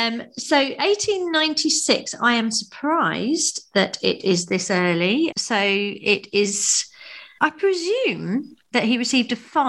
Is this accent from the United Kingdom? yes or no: yes; England, United Kingdom; as an English person